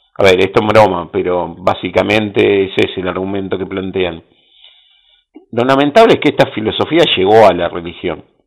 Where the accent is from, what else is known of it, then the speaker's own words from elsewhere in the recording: Bahía Blanca, Buenos Aires Province, Argentina; yo soy de Bahía Blanca, sí, capital del básquet de Argentina